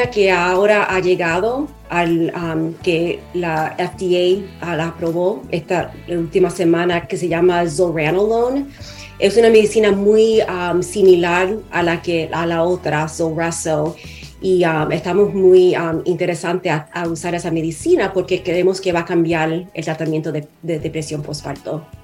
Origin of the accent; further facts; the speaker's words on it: United States; born there; Spanish is a second language; bueno, yo nací en los Estados Unidos, pero uh, mi mamá y papá son de Puerto Rico.